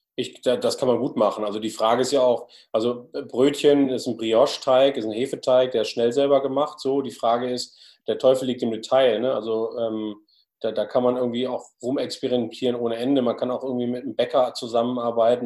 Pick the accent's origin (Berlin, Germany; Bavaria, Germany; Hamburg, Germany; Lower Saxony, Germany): Hamburg, Germany; als Hamburger